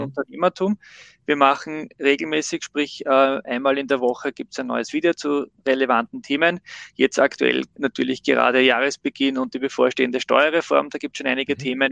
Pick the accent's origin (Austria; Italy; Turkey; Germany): Austria; bei uns in Österreich